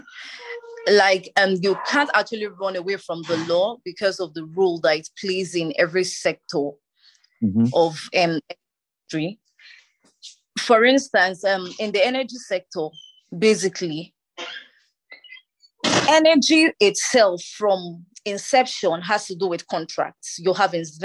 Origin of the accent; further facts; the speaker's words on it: Plateau, Nigeria; I am from Nigeria and Plateau State